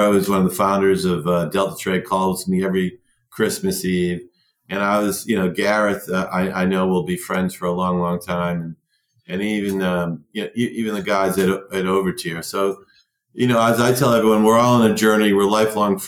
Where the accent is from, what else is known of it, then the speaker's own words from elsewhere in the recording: United States; growing up in America